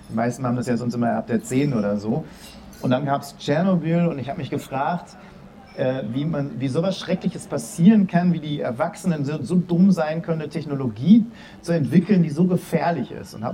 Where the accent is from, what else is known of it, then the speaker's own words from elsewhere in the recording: Dortmund, North Rhine-Westphalia, Germany; Ich komme aus Dortmund, wo ähm, es nicht nur alle Leute auf Rosen gebettet sind